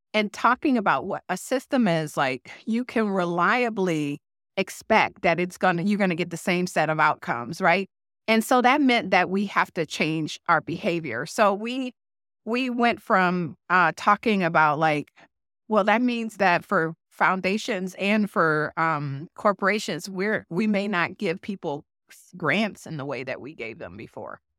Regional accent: Detroit, Michigan, United States; moved away as an adult; now in Twin Cities, United States; Detroit is my hometown

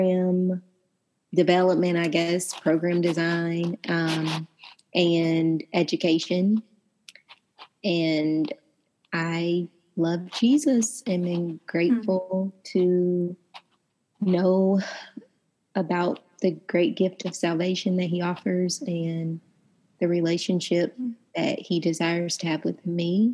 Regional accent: Indiana, United States; moved away as an adult; also born or lived in Atlanta, Georgia; now in Memphis, United States; I am from Indiana, now residing in Memphis with my family of three

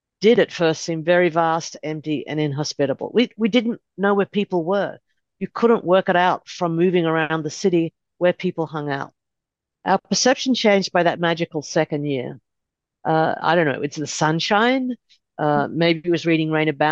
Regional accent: Melbourne, Victoria, Australia; moved away as an adult; now in Los Angeles, United States; I grew up in Australia, first generation Australian

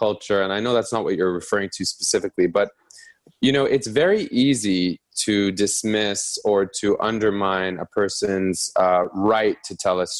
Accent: Egypt; also born or lived in Vienna, Austria / New York, United States; I grew up in Egypt for 10 years, but I can't pretend to speak with the insights of an Egyptian who grew up there their whole life. I've lived in New York for 10 years.

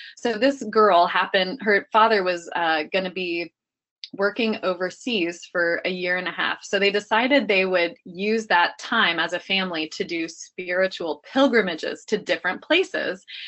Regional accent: Dayton, Ohio, United States; I grew up in Dayton, Ohio

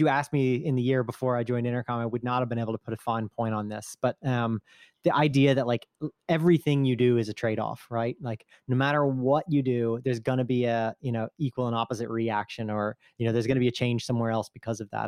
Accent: United States; now in Italy; I'm still an American citizen, uh, just living over here

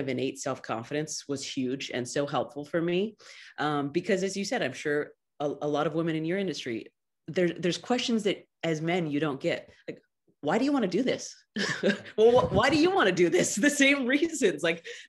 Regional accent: Clovis, California, United States; also born or lived in Fresno; I was born in Fresno and raised in nearby Clovis

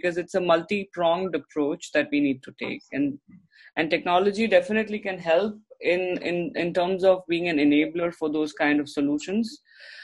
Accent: Mumbai, Maharashtra, India; now in Canada; I grew up in Mumbai, and being a person from Mumbai, you're always fast and furious

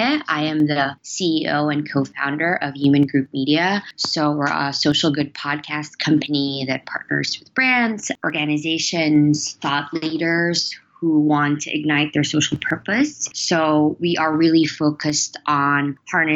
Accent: Philippines; So I'm Filipino. I was born and raised in the Philippines

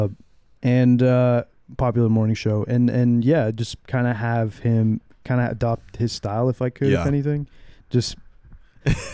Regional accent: United States; I'm an American. You know, I'm an American

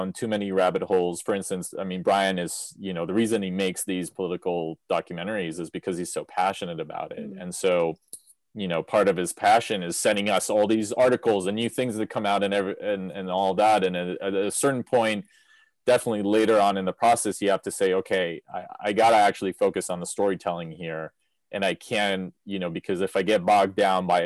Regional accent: Israel; moved away; I grew up in Israel, so, you know, I come from the Middle East

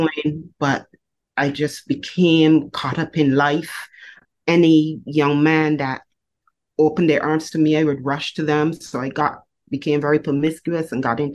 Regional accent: Barbados; I was born in Barbados, and I was raised in a domestic violence family

